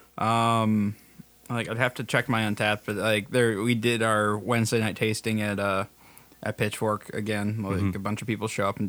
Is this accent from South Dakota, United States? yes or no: yes; South Dakota, United States; we're from South Dakota.